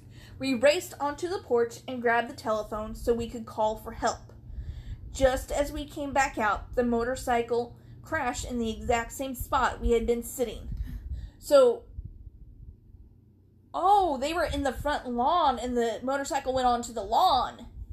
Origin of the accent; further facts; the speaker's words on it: Canada; I'm from Canada.